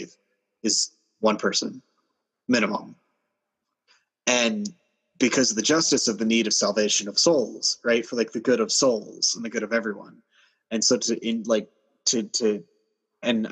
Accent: United States; also born or lived in Minnesota; I'm American

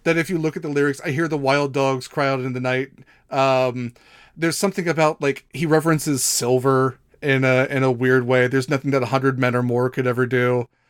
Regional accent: Midwest, United States; I'm from the Midwest

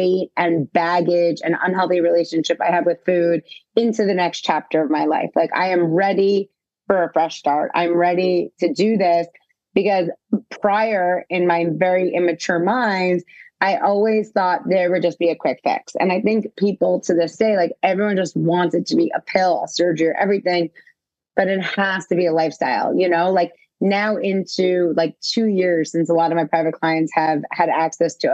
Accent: New York City, New York, United States; I grew up in New York City

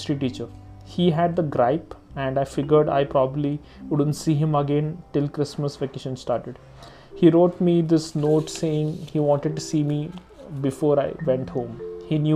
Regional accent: India; I'm an Indian

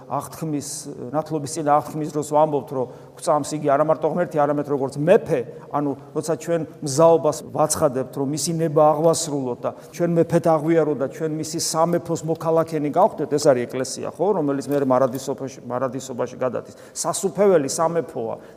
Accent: Georgia; ქართულ კულტურაში აღზდილებს ეს ცოტა არ გესმის იმიტომ რომ ჩვენ ამ წიაღში გავიზარდე

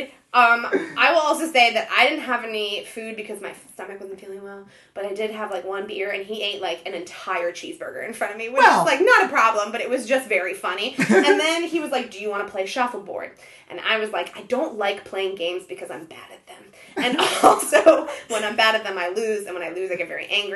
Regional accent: Ohio, United States; also born or lived in Israel; I was born in Israel, and then I grew up in Ohio.

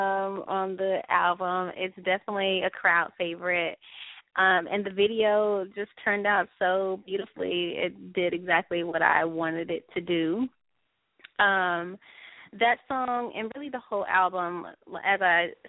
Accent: Jackson, Mississippi, United States; moved away as an adult; also born or lived in New York; now in Los Angeles, United States; not from Mississippi, which is my hometown, from Jackson, Mississippi.

